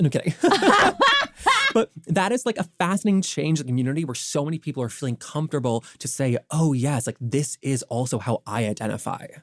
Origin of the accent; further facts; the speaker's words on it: the South, United States; growing up in the South